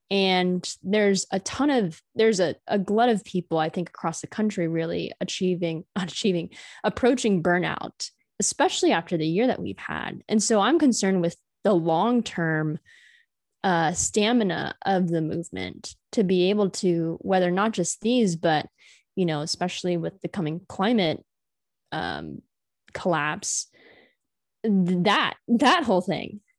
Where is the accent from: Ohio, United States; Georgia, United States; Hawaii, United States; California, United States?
California, United States; I'm coming from California. It's a completely different political landscape.